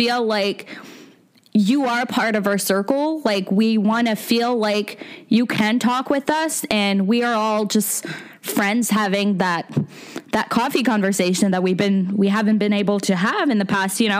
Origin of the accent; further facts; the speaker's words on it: Fredericton, New Brunswick, Canada; also born or lived in Moncton, New Brunswick; So I'm originally from Fredericton, New Brunswick. It's the capital of the province. And I did all my schooling there.